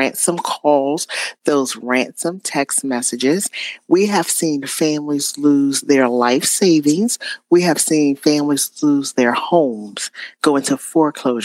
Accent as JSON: {"language": "English", "town": "Spartanburg", "region": "South Carolina", "country": "United States", "tie": "born or raised there", "said": "my hometown of Spartanburg, South Carolina"}